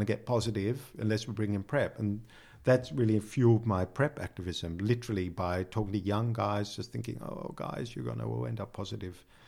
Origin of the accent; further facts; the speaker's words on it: Sydney, New South Wales, Australia; moved away as an adult; now in Netherlands; I come from Sydney